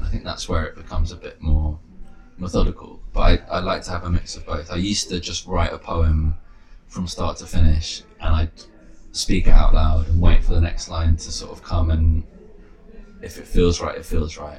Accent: London, United Kingdom; moved away as an adult; also born or lived in Bristol; growing up in London

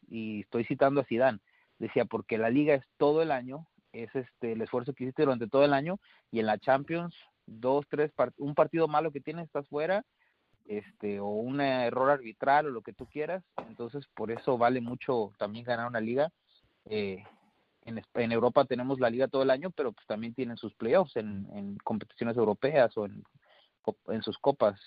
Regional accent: Mexico; a nosotros como mexicanos

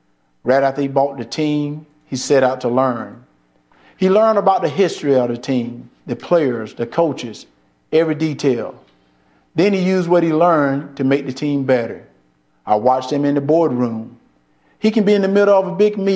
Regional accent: Deep South, United States; Growing up in the Deep South

